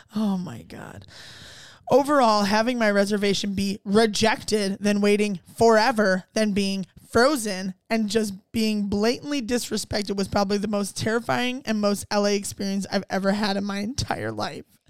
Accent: Ohio, United States; also born or lived in Cleveland; I grew up in Ohio

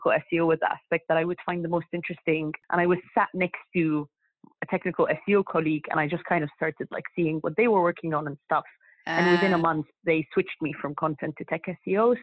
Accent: Egypt; moved away as an adult; now in United Kingdom; I'm from Egypt, so I studied that back when I was in Egypt. And then I moved to UK

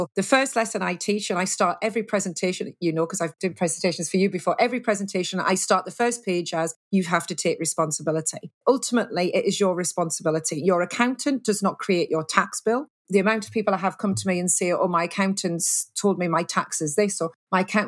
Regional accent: United Kingdom; we're very British

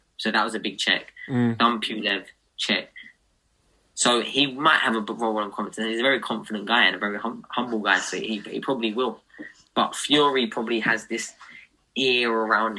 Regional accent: United Kingdom; Us as British fighters

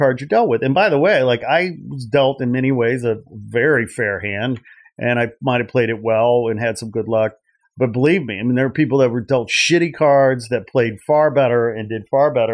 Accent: outside Chicago near Gary, Indiana, United States; I grew up in the Midwest outside Chicago near Gary, Indiana

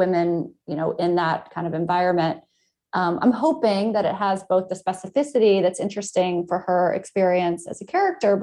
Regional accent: Atlanta, Georgia, United States; now in Los Angeles, United States; I grew up in Atlanta, you know, in a suburb of Atlanta

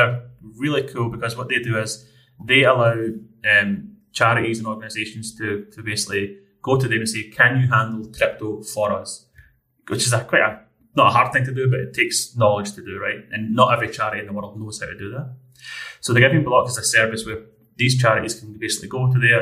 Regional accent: Scotland, United Kingdom; being the Scottish person I am

